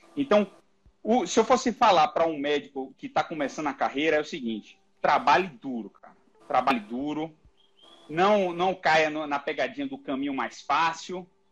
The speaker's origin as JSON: {"language": "Portuguese", "town": "Salvador", "region": "Bahia", "country": "Brazil", "moved": "as an adult", "lives_now": "São Paulo, Brazil", "said": "Eu sou baiano, sou de Salvador, formei na Universidade Federal da Bahia e eu vim para São Paulo"}